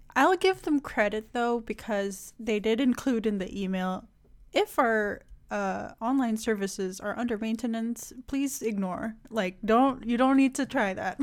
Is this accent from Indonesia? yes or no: yes; Indonesia; moved away; my home country too much, but, like, Indonesia